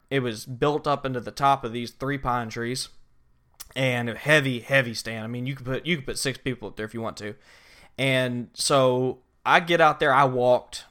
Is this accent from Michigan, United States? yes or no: no; Southeast Georgia, United States; also born or lived in New Orleans; I grew up hunting in Southeast Georgia